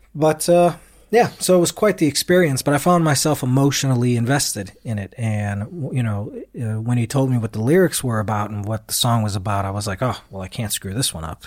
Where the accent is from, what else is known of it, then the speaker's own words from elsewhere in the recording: United States; me being American